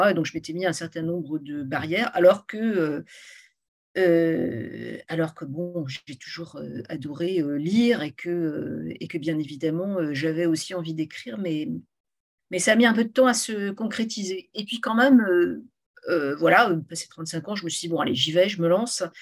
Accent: Morlaix, Brittany, France; born or raised there; also born or lived in Rennes

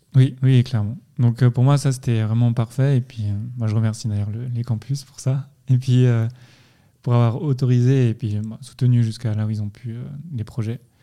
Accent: France; moved away as an adult; now in Lausanne, Switzerland; moi je viens de, de France, c'est-à-dire bon, maintenant je suis ici depuis assez longtemps

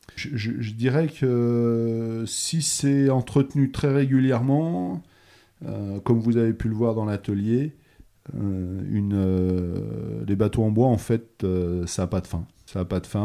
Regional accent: Bressuire, Nouvelle-Aquitaine, France; also born or lived in Brest; now in Noirmoutier, France; j'ai grandi à l'intérieur des terres. Je suis originaire de Bressuire dans les Deux-Sèvres

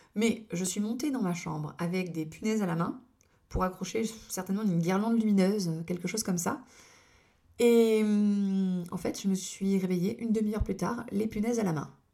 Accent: Lorgues, Provence-Alpes-Côte d'Azur, France; also born or lived in Toulon area; dans mon village natal qui est l'Orgue

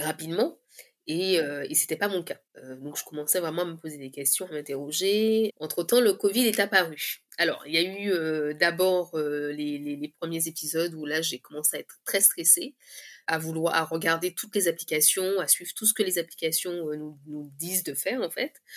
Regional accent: Guadeloupe; je viens de la Guadeloupe

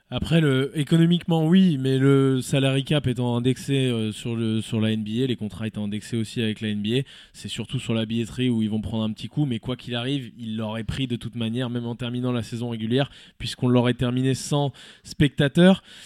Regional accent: Switzerland; chez nous en Suisse

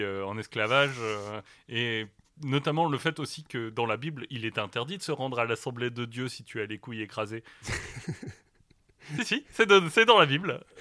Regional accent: the North, Hauts-de-France, France; moi je viens du Nord

